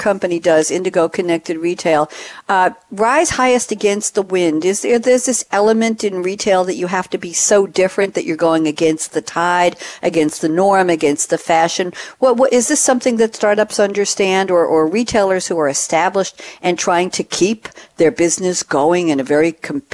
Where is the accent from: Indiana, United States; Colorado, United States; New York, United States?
New York, United States; Long Island; now in North Carolina, United States; I'm from Long Island, New York, and that's where Hofstra is